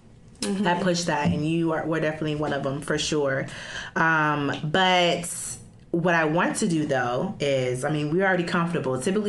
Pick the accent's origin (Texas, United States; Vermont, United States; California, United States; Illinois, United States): Illinois, United States; Chicago; I'm from Chicago